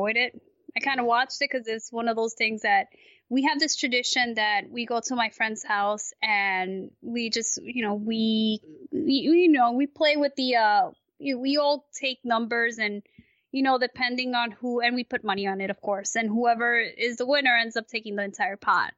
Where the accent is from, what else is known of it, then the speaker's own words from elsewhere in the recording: New York, United States; I'm a New Yorker